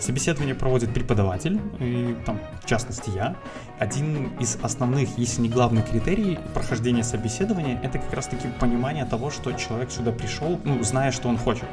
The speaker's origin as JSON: {"language": "Russian", "region": "Minsk", "country": "Belarus", "said": "Я из Минска, а, на данный момент тружусь в качестве программиста"}